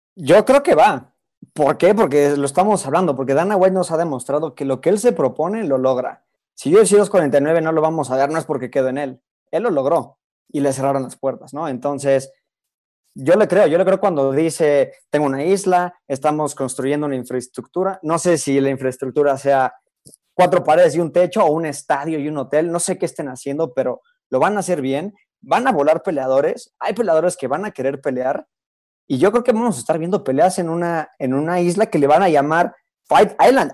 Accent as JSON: {"language": "Spanish", "country": "Mexico", "said": "en México yo no sé si tenemos la infraestructura"}